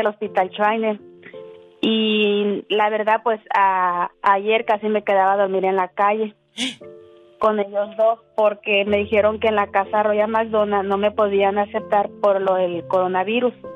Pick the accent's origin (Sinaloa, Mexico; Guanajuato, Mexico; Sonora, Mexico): Sonora, Mexico; Hermosillo; now in Long Beach, United States; Yo soy de Hermosillo, Sonora.